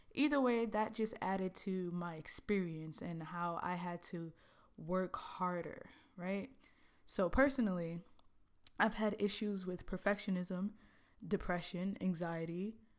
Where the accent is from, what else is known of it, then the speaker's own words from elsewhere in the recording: New York City, New York, United States; moved away as an adult; also born or lived in Trinidad; now in Los Angeles, United States; growing up in Brooklyn, you know, I was born in the Caribbean, born in Trinidad